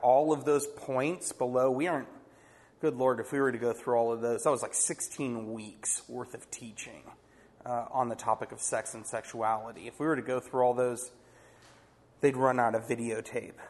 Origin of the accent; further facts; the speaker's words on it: Poway, California, United States; I grew up in Poway